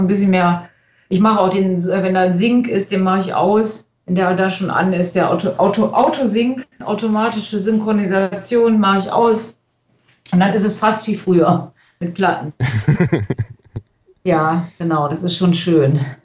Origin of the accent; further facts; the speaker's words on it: Krefeld, North Rhine-Westphalia, Germany; in Krefeld, wo ich herkomme